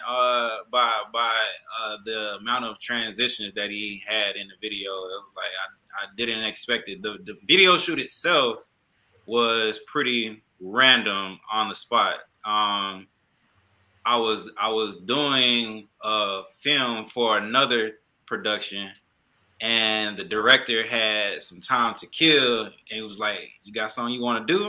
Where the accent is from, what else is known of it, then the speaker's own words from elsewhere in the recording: Atlanta, Georgia, United States; I don't know if I'm from Atlanta anymore